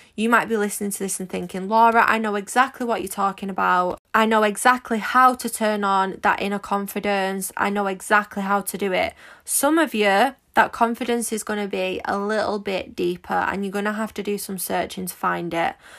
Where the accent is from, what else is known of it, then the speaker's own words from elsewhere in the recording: Manchester, North West England, United Kingdom; you might be able to tell from my accent, but I'm quite common. I'm from Manchester